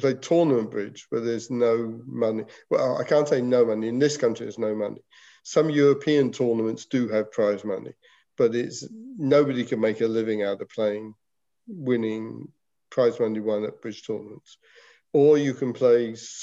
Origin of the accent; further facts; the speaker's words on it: England, United Kingdom; moved away; when I was a schoolboy, we in England had a huge schools competition